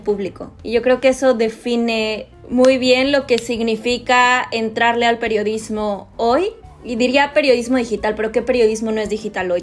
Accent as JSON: {"language": "Spanish", "town": "Monterrey", "region": "Nuevo León", "country": "Mexico", "tie": "born or raised there", "also_born_or_lived": "Tlaxcala / Mexico City", "moved": "as an adult", "said": "Soy regia, esto creo que no lo había dicho. Nací en Tlaxcala, que es el estado más chiquito del país. Después mi papá se mudó a Monterrey"}